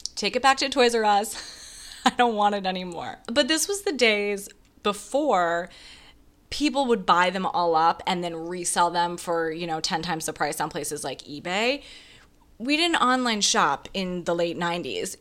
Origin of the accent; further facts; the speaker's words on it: Wisconsin, United States; now in New York City, United States; I grew up in Wisconsin